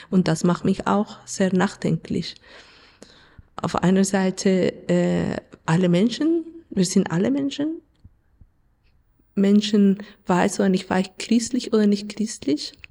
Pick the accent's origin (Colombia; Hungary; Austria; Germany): Colombia; German is a second language; Also ich komme aus Kolumbien und Kolumbien ist ein Land mit Krieg. Wir haben einen Bürgerkrieg seit 70 Jahren. Und von dem her, das Thema Krieg ist für mich nicht neu. Ich bin so aufgewachsen in ein Land